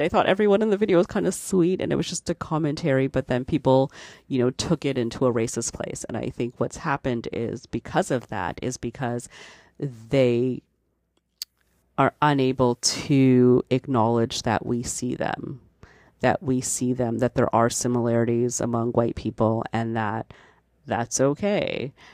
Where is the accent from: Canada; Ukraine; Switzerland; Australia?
Canada; I'm Canadian